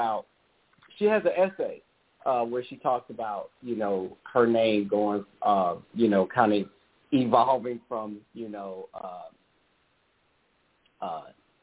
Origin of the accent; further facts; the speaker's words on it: St. Louis, Missouri, United States; I grew up in St. Louis, where all of the museums are free